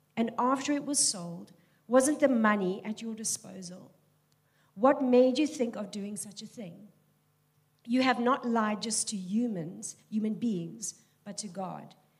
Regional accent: Cape Town, Western Cape, South Africa; I am born and bred in Tableview

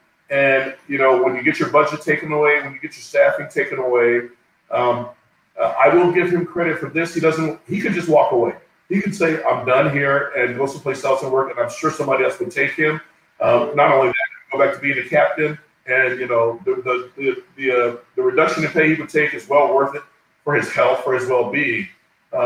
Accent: Newark, New Jersey, United States; I was born and raised in Newark, New Jersey. I was raised in the projects in Newark

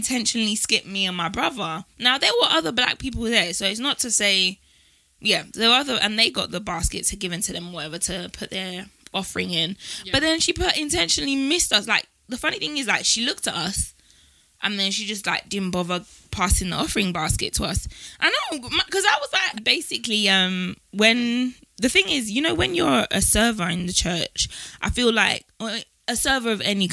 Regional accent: London, United Kingdom; born or raised there

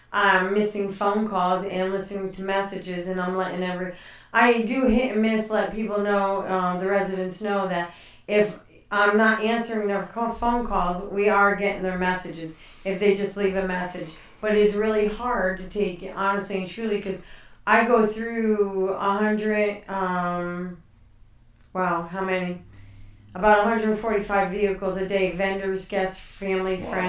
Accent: Connecticut, United States; moved away; I grew up in Connecticut, yes

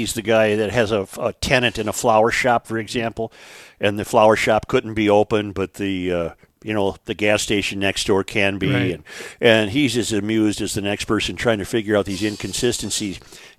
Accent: Hudson, Wisconsin, United States; Joe, I grew up in Hudson in the 70s when the drinking age was 18 and 21 in Minnesota.

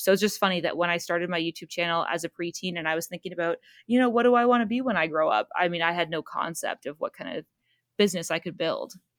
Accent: Southern Ontario, Canada; we're from Southern Ontario

